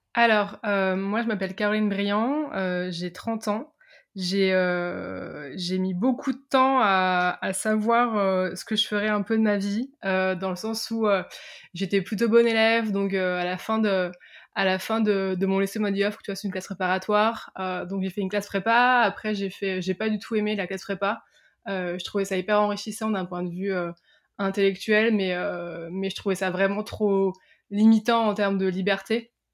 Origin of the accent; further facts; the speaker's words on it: Picardy, Hauts-de-France, France; je viens de, je viens de Picardie, j'étais pas tous dans des grands lycées parisiens, je viens vraiment entre guillemets de la campagne profonde française.